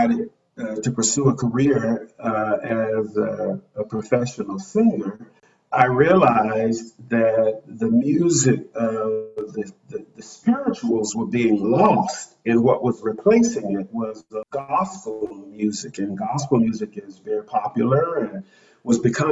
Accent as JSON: {"language": "English", "town": "Montgomery", "region": "Alabama", "country": "United States", "tie": "born or raised there", "said": "I grew up in Montgomery, Alabama, during the Civil Rights Movement."}